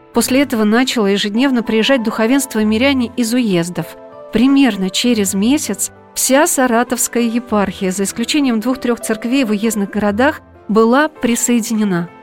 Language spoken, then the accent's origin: Russian; Saratov, Saratov Oblast, Russia; moved away; в моем родном городе